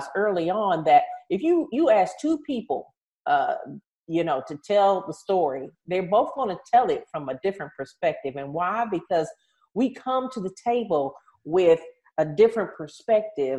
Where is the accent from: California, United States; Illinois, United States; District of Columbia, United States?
District of Columbia, United States; Washington; I grew up in Washington, D.C.